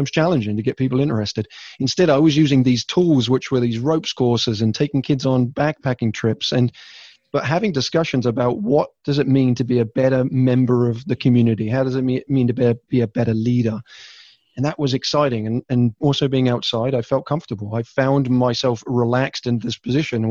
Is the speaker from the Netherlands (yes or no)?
no; England, United Kingdom; moved away; I am originally from England